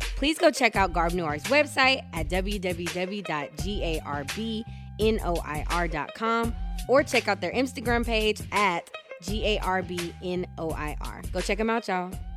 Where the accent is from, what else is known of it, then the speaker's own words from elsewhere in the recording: South Georgia, United States; also born or lived in Great Britain; I'm from South Georgia